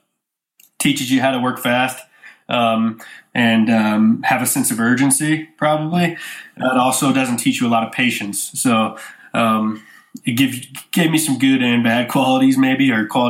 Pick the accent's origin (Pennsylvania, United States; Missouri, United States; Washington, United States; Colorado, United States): Missouri, United States; St. Louis; I grew up in St. Louis, Missouri